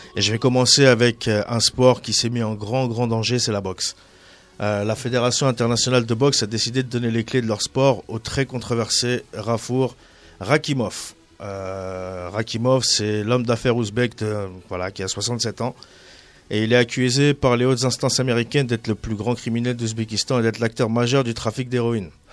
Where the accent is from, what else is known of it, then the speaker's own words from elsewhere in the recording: Tunisia; je suis tunisien